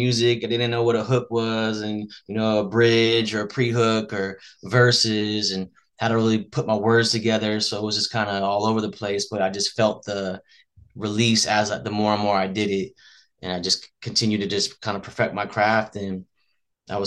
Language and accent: English; Las Vegas, Nevada, United States; I was born and raised in Las Vegas